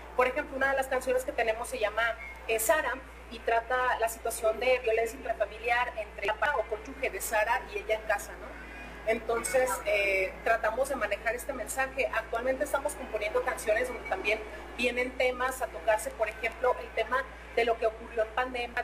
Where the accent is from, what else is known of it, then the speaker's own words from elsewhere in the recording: Mexico; a los meros mexas, a los meros metaleros mexicanos que somos nosotros